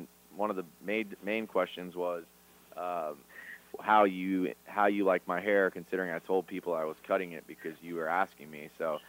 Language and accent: English; Florida, United States; Haines City, Florida. We're all Floridians, so Haines City